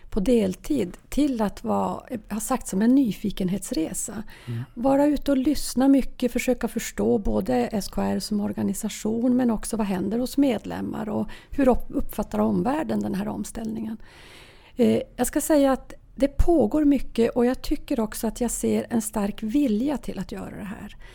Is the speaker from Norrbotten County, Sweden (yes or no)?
yes; Norrbotten County, Sweden; Norrbotten, ja jag kommer från Norrbotten.